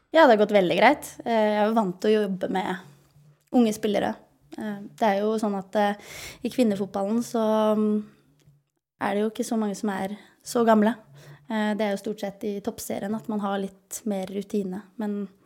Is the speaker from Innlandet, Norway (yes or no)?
no; Lørenskog, Akershus, Norway; min moderklubb er jo Lørenskog. Det er jo der jeg er fra